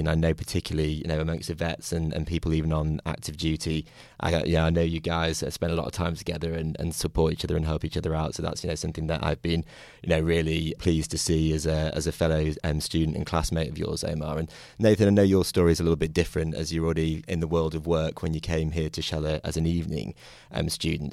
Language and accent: English; United Kingdom; now in United States; I'm from the United Kingdom originally